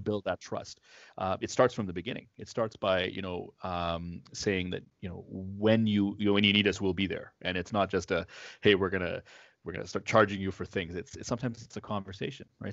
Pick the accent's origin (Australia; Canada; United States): Canada; Toronto, Ontario; now in Ottawa, Canada; I grew up in Toronto